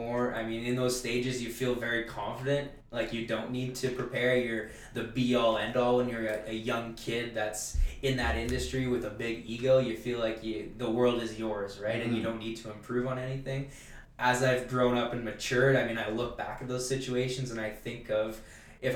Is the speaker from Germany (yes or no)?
no; Timmins, Ontario, Canada; also born or lived in Ottawa, Canada; my hometown of Timmins.